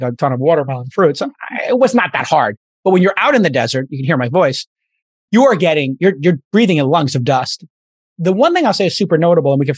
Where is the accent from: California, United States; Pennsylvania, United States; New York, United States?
New York, United States; New York City; I'm a kid from Brooklyn